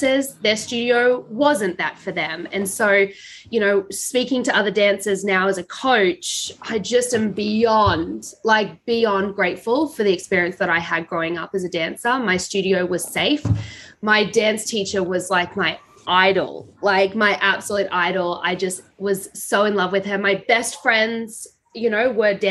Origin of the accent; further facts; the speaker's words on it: Brisbane, Queensland, Australia; I was born in Brisbane, Australia